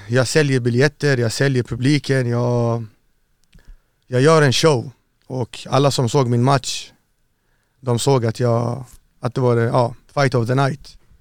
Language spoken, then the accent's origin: Swedish; Örnsköldsvik, Västernorrland County, Sweden; also born or lived in Iraq / Saudi Arabia; jag växte upp i Övik, uppe i Norrland, Örnsköldsvik.